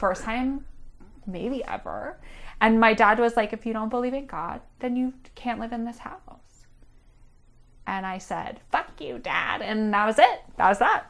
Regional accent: Pittsburgh, Pennsylvania, United States; I'm from Pittsburgh, Pennsylvania. I grew up as an Orthodox Jew in Squirrel Hill

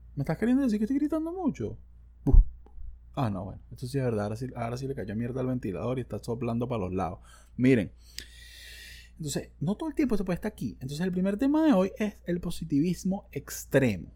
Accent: Margarita Island, Nueva Esparta, Venezuela; yo soy un viejo margariteño bastante sencillo

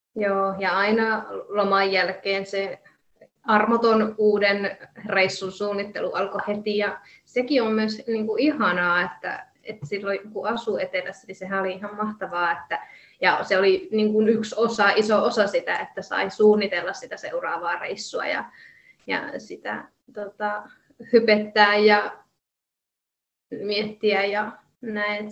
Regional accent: Jyväskylä, Central Finland, Finland; moved away as an adult; also born or lived in Kuopio; mä oon suurimman osa elämääni asunut Jyväskylässä ja on ihan kaupunkilaistyttö tyttö ollut ja kaupungissa kasvanut.

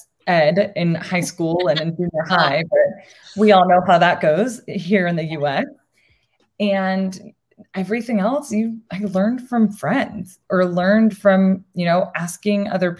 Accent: Arizona, United States; also born or lived in Puerto Rico; I am Boricua. I was born in Puerto Rico. And I moved to Arizona when I was really little. So I moved here when I was 3.

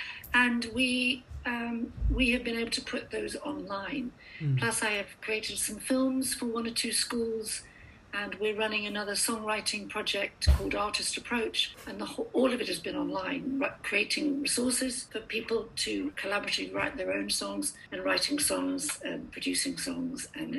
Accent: Tripoli District, Libya; also born or lived in Gambia; I was born in Gambia, West Africa, and I was raised mostly in Libya, near Tripoli.

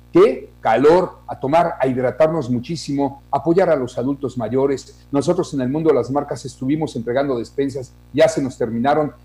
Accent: Mexico; somos mexicanos

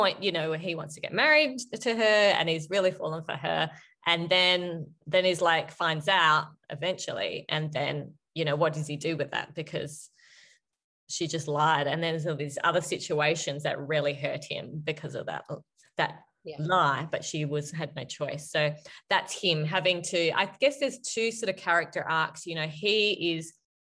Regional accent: Australia; I am Australian

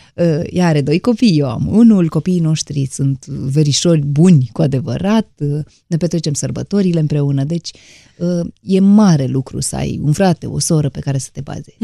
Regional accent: Romania; din România

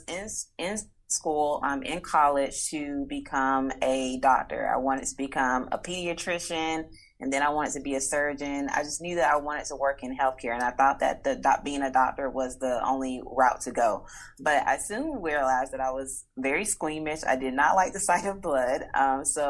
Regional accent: Atlanta, Georgia, United States; I am born and raised in Atlanta, Georgia, in the United States

